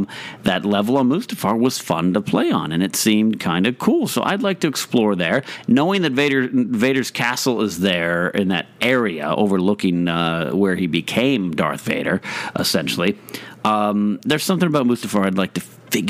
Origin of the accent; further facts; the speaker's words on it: Pismo Beach, California, United States; I grew up in Pismo Beach, California, so I could see the ocean from my house.